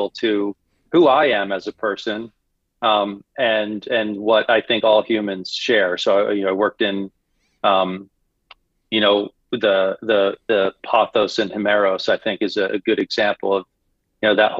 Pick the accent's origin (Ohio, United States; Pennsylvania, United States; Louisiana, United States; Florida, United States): Florida, United States; moved away as an adult; now in Bangkok, Thailand; growing up in Florida, living in Thailand